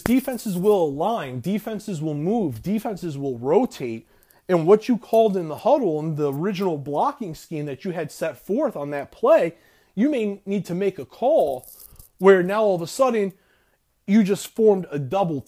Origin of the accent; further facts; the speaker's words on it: Florida, United States; you're a fellow Floridian